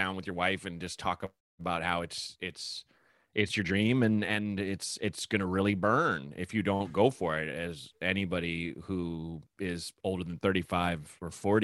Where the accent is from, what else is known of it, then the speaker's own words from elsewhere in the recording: Portland, United States; I grew up in Portland.